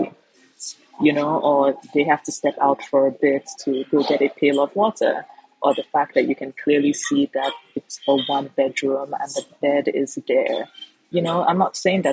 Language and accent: English; Nigeria; now in Lagos, Nigeria; forever Nigerian I am